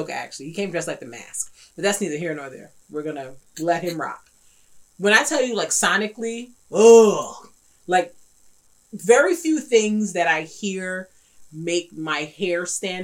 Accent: New York, United States; I'm a New Yorker

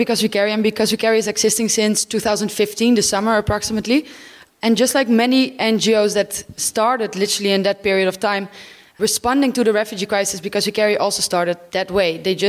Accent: Friesland, Netherlands; moved away as an adult; now in Lesbos, Greece; I'm from Holland, from a little area in the north called Friesland. 24 years.

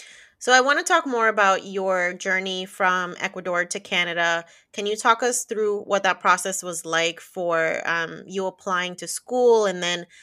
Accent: New Jersey, United States; now in Florida, United States; And I definitely went through that too when I moved from Northeast New Jersey to Florida. So I'm like over 1,000 miles away from my family at this point.

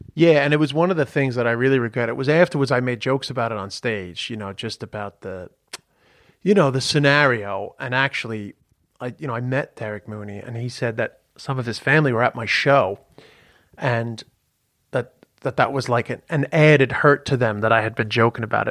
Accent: United States; moved away; also born or lived in Ireland; being a fucking yank

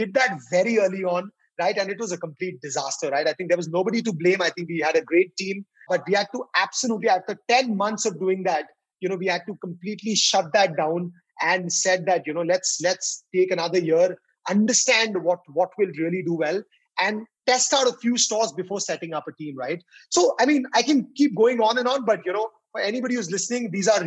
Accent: Delhi, India; I'm born and brought up in Delhi

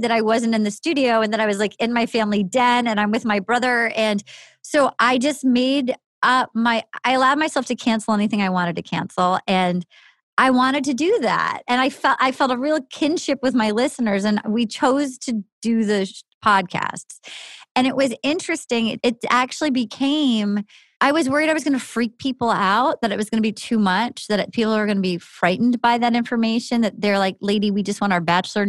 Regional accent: New England, United States; growing up in New England

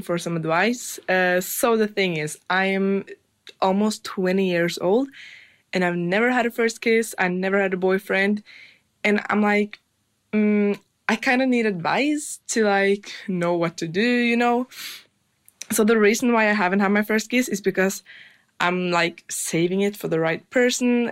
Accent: Norway; I'm from Norway

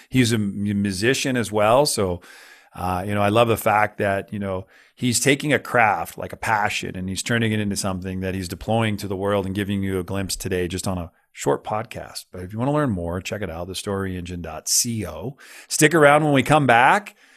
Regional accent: California, United States; I grew up, I grew up in California right on the San Andreas Fault. I was in Santa Cruz during the big one

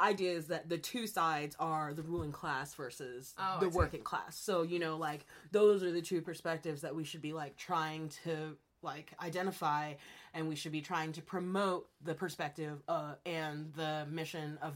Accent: Kansas, United States; moved away as an adult; now in Oregon, United States; growing up in Kansas in the middle of the country

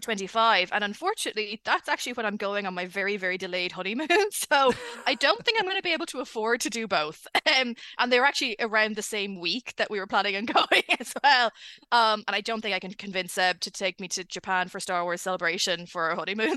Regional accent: Ireland; accent: Irish; I'm Irish.

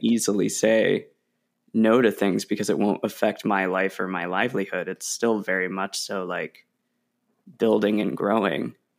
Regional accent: Oregon, United States; moved away as an adult; also born or lived in Illinois; I'm from Oregon

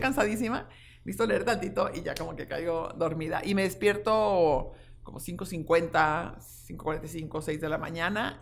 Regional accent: Guadalajara, Jalisco, Mexico; soy una tapatía tengo 56 años, eh, siempre he estado y he vivido aquí

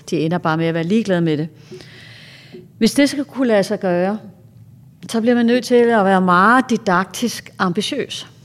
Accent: Greenland; Et meget godt eksempel, jeg har på det, jeg er faktisk fra Grønland

